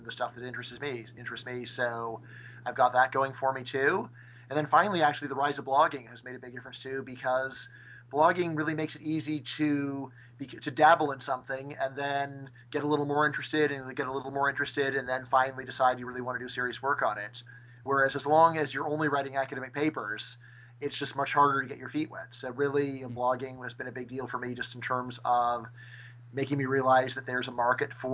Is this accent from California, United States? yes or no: yes; Northridge, California, United States; I am from Northridge, California, which is in the San Fernando Valley, 30 minutes north of Los Angeles